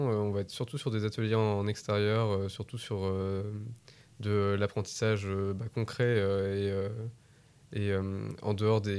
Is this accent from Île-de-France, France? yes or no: no; border of Eure and Eure-et-Loir, Normandy, France; now in Tours, France; je suis de Normandie. D'accord, ok. Donc, du coup, je suis à la frontière entre l'Eure et l'Eure-et-Loire.